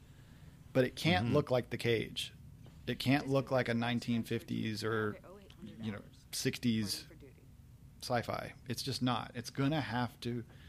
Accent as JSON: {"language": "English", "region": "Oklahoma", "country": "United States", "also_born_or_lived": "Oregon", "moved": "yes", "lives_now": "Texas, United States", "said": "I'm actually from Oklahoma, and I tend to not think that I have the accent"}